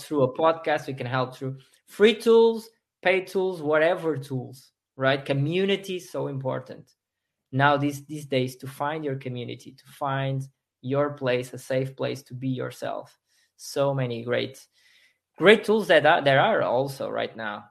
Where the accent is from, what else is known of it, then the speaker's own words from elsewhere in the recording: Portugal; I'm from Portugal. I, I live in Portugal still